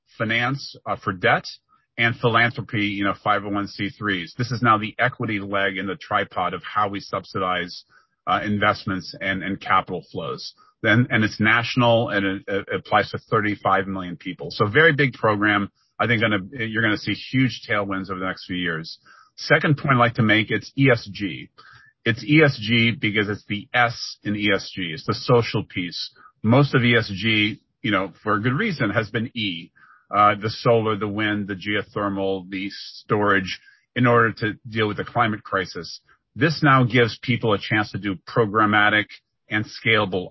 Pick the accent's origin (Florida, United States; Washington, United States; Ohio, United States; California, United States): Ohio, United States; our days growing up in Ohio